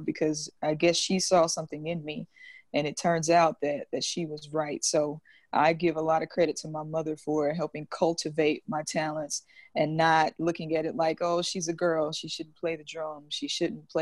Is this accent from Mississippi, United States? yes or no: yes; Jackson, Mississippi, United States; moved away as an adult; now in Brooklyn, United States; grew up in Jackson, born and raised.